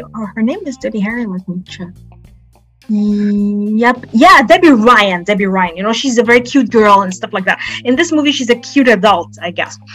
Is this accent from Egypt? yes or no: yes; Alexandria, Alexandria Governorate, Egypt; I'm from Alexandria, Egypt, and I'm a poet